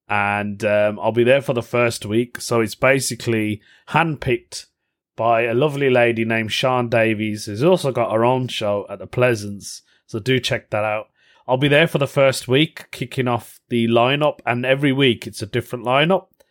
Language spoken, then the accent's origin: English; United Kingdom; I'm Indian, British Indian